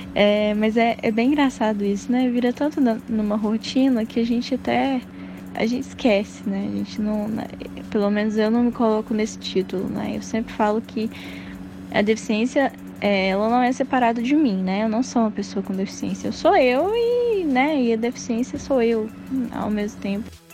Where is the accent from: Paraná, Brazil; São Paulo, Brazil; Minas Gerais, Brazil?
Minas Gerais, Brazil; Passos; Eu nasci em Passos, fica no sudoeste de Minas Gerais, perto de Furnas